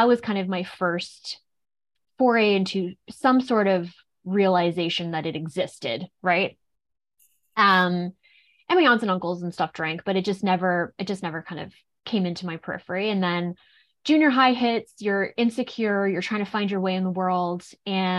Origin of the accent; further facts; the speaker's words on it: Nova Scotia, Canada; I'm also from Nova Scotia, and I grew up actually in a very naturopathically minded home.